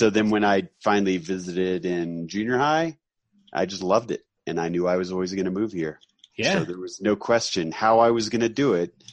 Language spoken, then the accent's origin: English; Florida, United States; I've never said that ever in my life. I grew up in Florida.